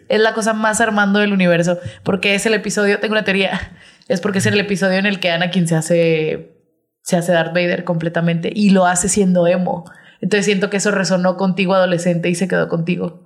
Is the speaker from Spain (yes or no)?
no; Mexico; Somos mexicanos